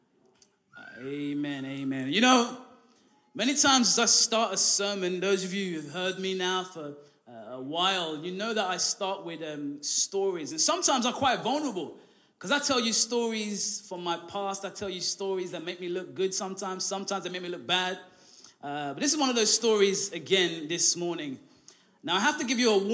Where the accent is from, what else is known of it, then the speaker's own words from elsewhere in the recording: London, United Kingdom; also born or lived in Derby; now in Hull, United Kingdom; we're all from London.